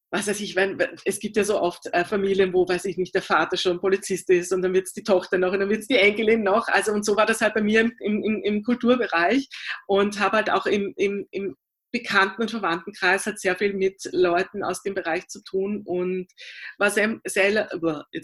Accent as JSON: {"language": "German", "region": "Vienna", "country": "Austria", "tie": "born or raised there", "said": "Na, es war so, also ich bin äh, in der Theaterwelt von Wien aufgewachsen durch meine Eltern."}